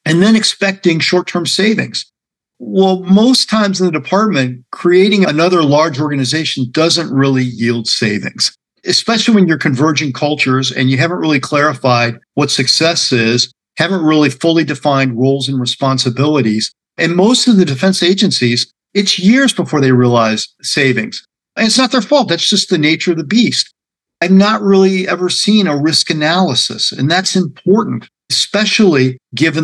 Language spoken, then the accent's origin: English; Cleveland, Ohio, United States; moved away; Cleveland's my hometown.